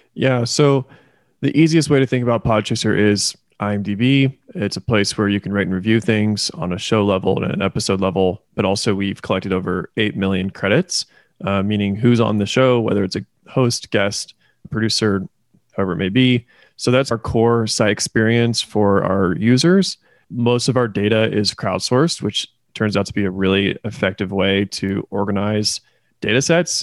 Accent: Indiana, United States; also born or lived in Kentucky; now in Oklahoma City, United States; I am originally from Indiana. I moved then to Kentucky, and now I live in Oklahoma City.

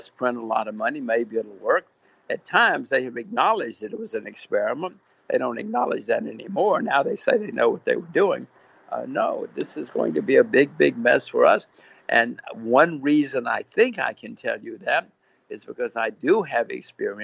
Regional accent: United States; I'm an American. My kids are Americans.

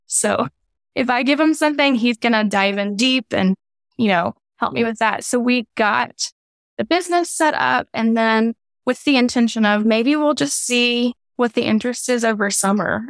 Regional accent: Louisiana, United States; moved away as an adult; also born or lived in Waco; now in Texas, United States; He's made me a Texan, even though I'm from Louisiana

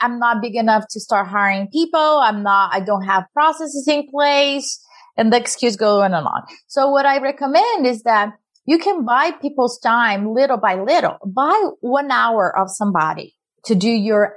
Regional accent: Brazil; moved away; I'm an immigrant from Brazil

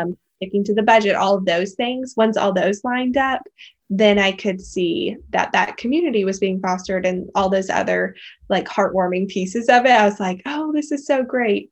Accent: Colorado, United States; moved away as an adult; now in Austin, United States; loved growing up in Colorado, and grew up in a, the mountain town

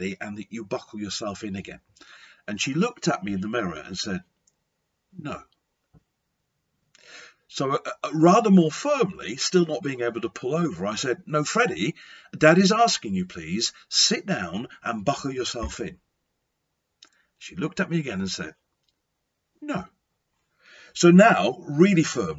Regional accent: Lancashire, near Blackpool, North West England, United Kingdom; I was brought up in Lancashire near the seaside resort of Blackpool

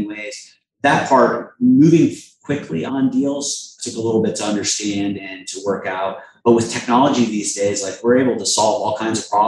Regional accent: Springfield, Massachusetts, United States; moved away; Massachusetts, where I'm from Springfield, Mass.

